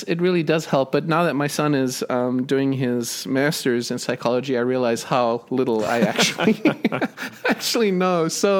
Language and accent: English; South Africa; Well, I grew up in South Africa and my major was physics and psychology.